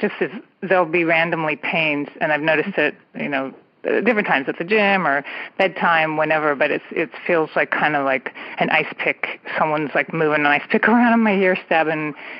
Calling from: California, United States; I am calling from the San Francisco Bay Area.

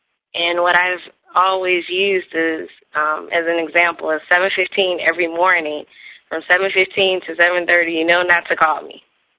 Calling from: Columbus, Georgia, United States; I am actually down in Columbus, Georgia.

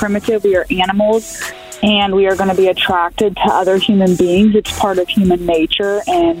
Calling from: Fort Worth, Texas, United States; I'm calling from Fort Worth.

